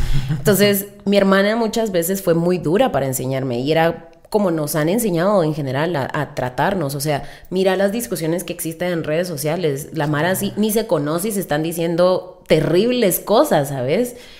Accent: Mazatenango, Suchitepéquez, Guatemala; also born or lived in United States; now in Guatemala City, Guatemala; crecimos en Mazate.

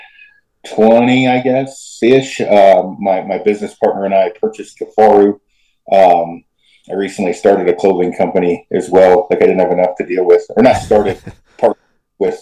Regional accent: Oregon, United States; I'm from Oregon originally, like my hometown's 200 people. So pretty small in the middle of the Cascades.

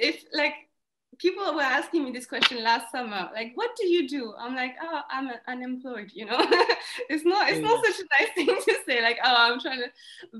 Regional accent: India; now in United Kingdom; I was like I'm Indian, and like there's no good temples around.

